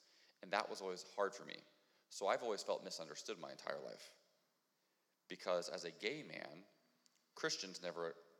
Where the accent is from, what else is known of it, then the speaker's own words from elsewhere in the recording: Ohio, United States; moved away; I'm from Ohio.